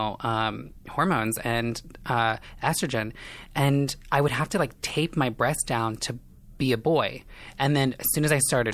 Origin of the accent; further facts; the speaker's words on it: Indiana, United States; moved away as an adult; now in Los Angeles, United States; I am from Indiana, small town. I kind of grew up in a trailer park situation.